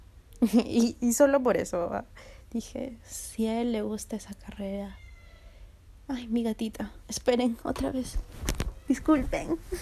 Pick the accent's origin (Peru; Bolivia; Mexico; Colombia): Peru; la uni es este, la Universidad Nacional de Ingeniería, aquí en mi país